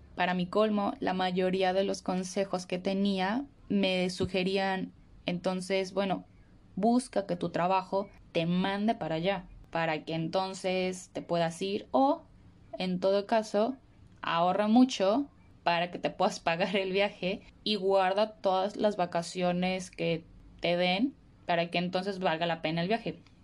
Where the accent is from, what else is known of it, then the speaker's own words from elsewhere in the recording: Morelia, Michoacán, Mexico; moved away as an adult; also born or lived in Mexico City, Mexico; now in Australia; soy originaria de México, de una ciudad que se llama Morelia